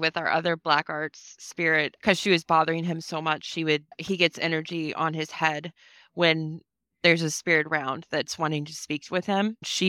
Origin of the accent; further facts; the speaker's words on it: United States; I am from the United States and he's from Canada.